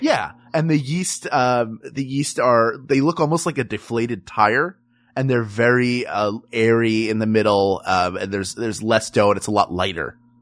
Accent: Philadelphia, Pennsylvania, United States; I love my hometown

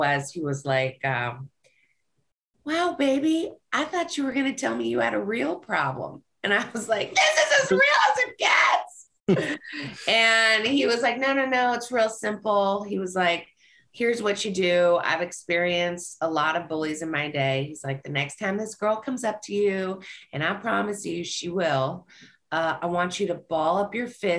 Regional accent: Los Angeles, California, United States; also born or lived in Encino; I grew up in the Valley. We grew up in Van Nuys until at some point in high school, my dad struck it big and we moved to Encino

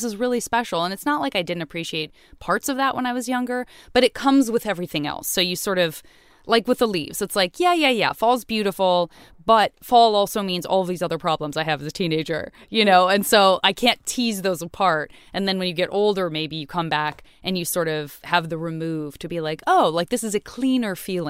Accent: Tucson, Arizona, United States; In Tucson, yeah.

